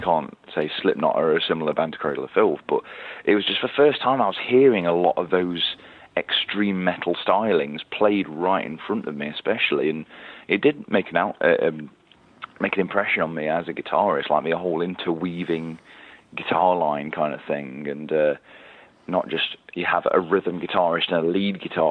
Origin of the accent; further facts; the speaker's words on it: Nottingham, East Midlands, United Kingdom; Nottingham Rock City, which is my hometown